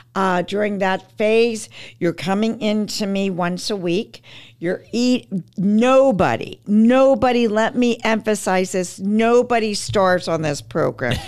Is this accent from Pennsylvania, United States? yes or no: yes; Pittsburgh, Pennsylvania, United States; also born or lived in Manhattan; I'm from Pittsburgh, my husband and I, and so I, we eventually moved back to Pittsburgh